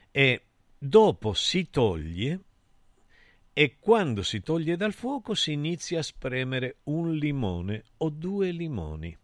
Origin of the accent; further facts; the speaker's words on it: Argentina; Io sono argentino